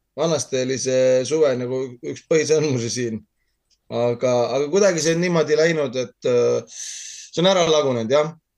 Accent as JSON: {"language": "Estonian", "town": "Tartu", "region": "Tartu County", "country": "Estonia", "moved": "as an adult", "lives_now": "Saaremaa, Estonia", "said": "mina olen Tartust pärit"}